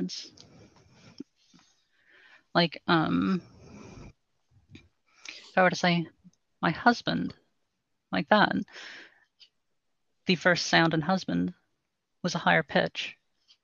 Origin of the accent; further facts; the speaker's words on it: New Orleans, Louisiana, United States; I'm from basically the New Orleans area